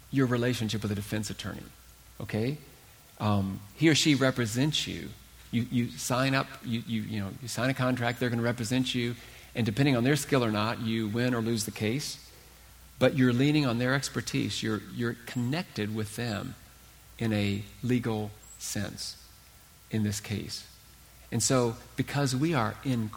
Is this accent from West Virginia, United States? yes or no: yes; Huntington, West Virginia, United States; I was born and raised in Huntington, West Virginia